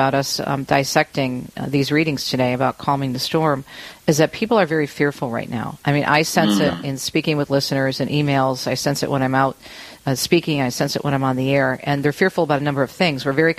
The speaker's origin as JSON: {"language": "English", "region": "Michigan", "country": "United States", "tie": "born or raised there", "also_born_or_lived": "Jersey City, New Jersey", "said": "I was born on the East Coast, Jersey City, and raised in Michigan, and love being around the water."}